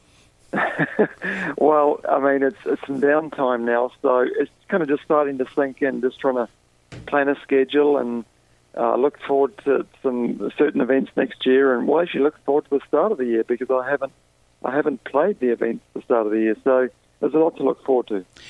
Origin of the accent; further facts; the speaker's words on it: New Zealand; moved away; I'm from New Zealand